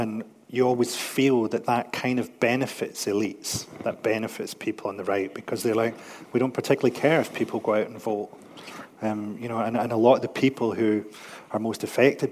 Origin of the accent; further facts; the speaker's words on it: Scotland, United Kingdom; I'm from Scotland